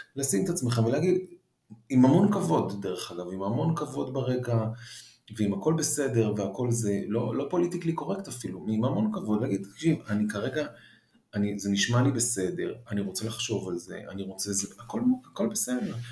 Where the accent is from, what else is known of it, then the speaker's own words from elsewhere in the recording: Israel; also born or lived in Paris, France; חזרנו כאילו מ, משליחות ב, בפריז, אז, אה, אז הייתי ילד כזה שהוא לא, לא רגיל להיות בארץ וכל זה, כאילו נולדתי בארץ ואז נסענו לחמש שנים וחזרתי